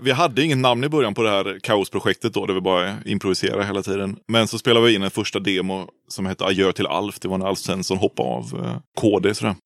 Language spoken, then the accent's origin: Swedish; Uddevalla, Västra Götaland, Sweden; moved away as an adult; also born or lived in Umeå, Sweden; now in Gothenburg, Sweden; Jag är från Uddevalla från början. Från ja. Härsta utanför Uddevalla. Så där är jag uppväxt